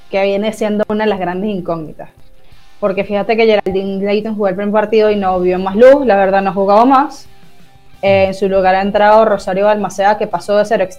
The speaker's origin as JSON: {"language": "Spanish", "country": "Venezuela"}